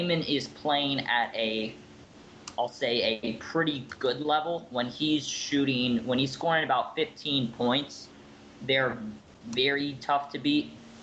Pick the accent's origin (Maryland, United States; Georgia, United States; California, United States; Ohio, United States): Georgia, United States; I'm from Georgia